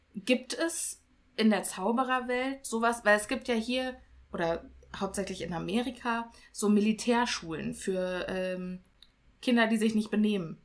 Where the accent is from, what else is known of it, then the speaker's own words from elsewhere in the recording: Germany; hier bei uns in Deutschland